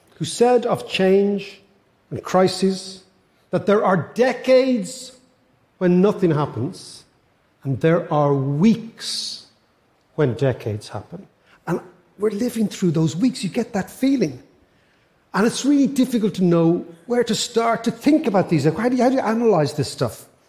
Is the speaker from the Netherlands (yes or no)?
no; Ireland; I'm an Irish economist